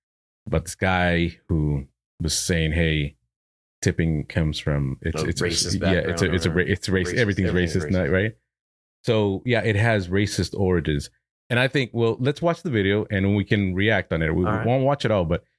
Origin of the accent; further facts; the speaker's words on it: Arizona, United States; moved away; I'm Arizona.